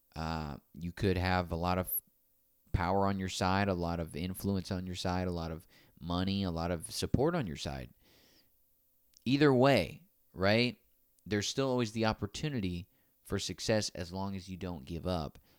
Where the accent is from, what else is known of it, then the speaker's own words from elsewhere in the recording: Naples, Florida, United States; my hometown